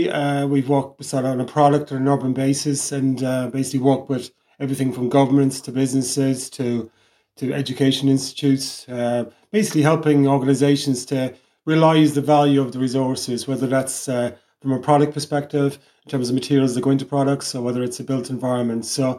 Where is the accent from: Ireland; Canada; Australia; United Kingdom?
Ireland; Cork-Kerry border, Munster; moved away as an adult; also born or lived in Amsterdam; now in Cork, Ireland; I'm from the Cork-Kerry border, so probably had a bit more exposure to Cork when I was younger